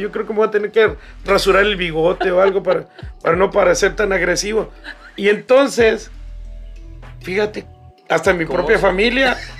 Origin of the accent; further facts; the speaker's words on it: Baja California, Mexico; moved away; Nosotros nos quedamos en Baja California